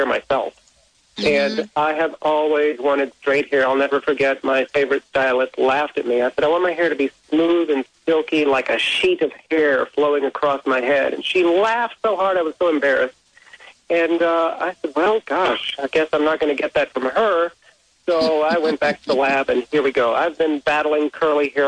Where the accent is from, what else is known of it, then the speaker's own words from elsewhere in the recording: South Texas, United States; I grew up in South Texas, and in fact, right now I'm here in Houston, Texas